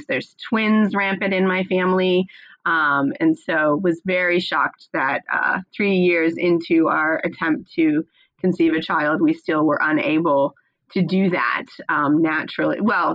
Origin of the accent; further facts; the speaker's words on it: United States; accent: American; now in Australia; I am an American. I'm living in Australia